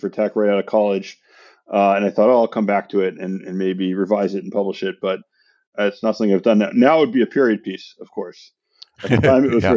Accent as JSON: {"language": "English", "town": "San Francisco", "region": "California", "country": "United States", "tie": "born or raised there", "lives_now": "Santa Monica, United States", "said": "I grew up in San Francisco."}